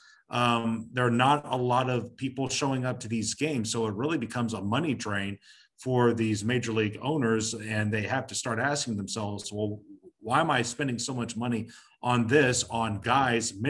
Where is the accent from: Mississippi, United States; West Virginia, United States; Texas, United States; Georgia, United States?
Georgia, United States; Atlanta; moved away as an adult; also born or lived in Long Island, New York; now in Madison, Alabama, United States; I was born and raised in Atlanta